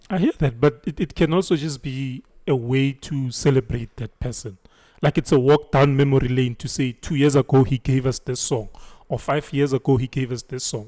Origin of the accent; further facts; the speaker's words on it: Thembisa?, Braamfischer, Gauteng, South Africa; Ngikhulele eTopsi. I grew up in Topsonville, like in Bramfisha.